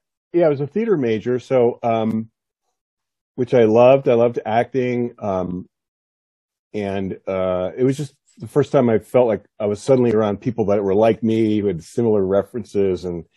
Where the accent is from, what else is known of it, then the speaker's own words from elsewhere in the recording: South Plainfield, New Jersey, United States; That is correct. Yes, that's my hometown.